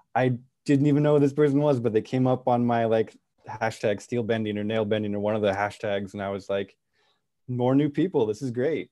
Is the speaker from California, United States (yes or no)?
yes; Santa Cruz, California, United States; moved away as an adult; also born or lived in East Coast, United States; I'm from Santa Cruz. My, my folks live in Santa Cruz